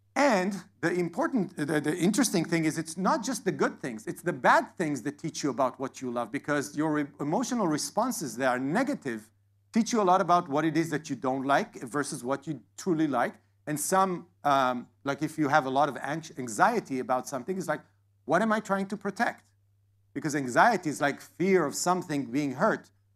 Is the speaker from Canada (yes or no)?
no; Israel; now in Atlanta, United States; I live in Atlanta, I was born in Israel